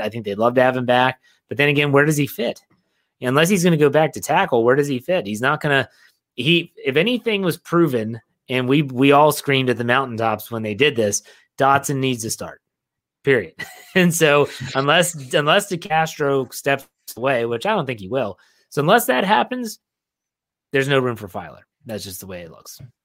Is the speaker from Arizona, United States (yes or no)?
no; West Virginia, United States; I grew up in West Virginia. We actually, I grew up in a holler. Um, the holler surrounding the Big Wheeling Creek